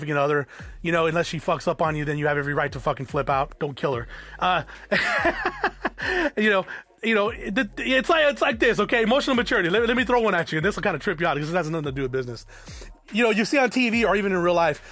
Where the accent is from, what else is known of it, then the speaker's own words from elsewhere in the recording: South Tucson, Arizona, United States; I grew up in South Tucson